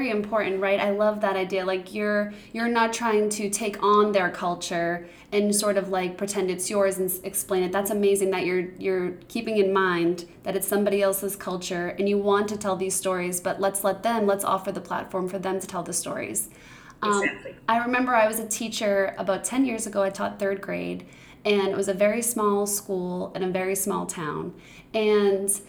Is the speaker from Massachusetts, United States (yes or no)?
yes; Boston, Massachusetts, United States; I'm from Boston.